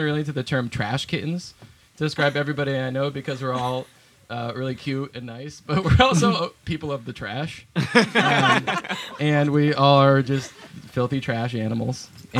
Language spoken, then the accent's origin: English; Vermont, United States; I'm from Vermont. I grew up in Vermont